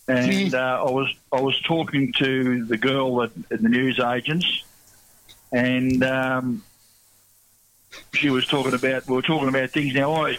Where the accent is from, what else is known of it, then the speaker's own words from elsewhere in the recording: Launceston, Tasmania, Australia; moved away; I grew up in around Launceston. My old man was from Cressy.